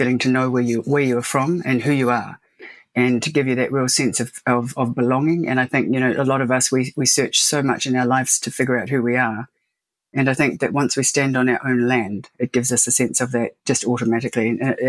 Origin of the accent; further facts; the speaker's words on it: South Island, New Zealand; So I'm from three different tribes, Waitaha, Ngāti Mamoe, and Ngāi Tahu, and we're all from the South Island.